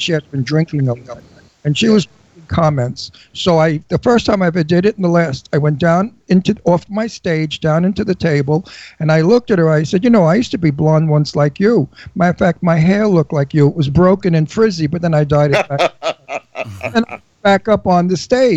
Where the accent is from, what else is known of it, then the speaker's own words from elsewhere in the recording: New York City, New York, United States; moved away; also born or lived in Boca Raton, Florida; I was from Brooklyn